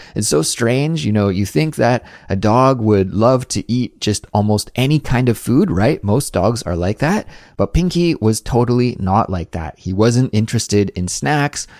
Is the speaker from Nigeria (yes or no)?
no; Canada; now in South Korea; a Canadian living in South Korea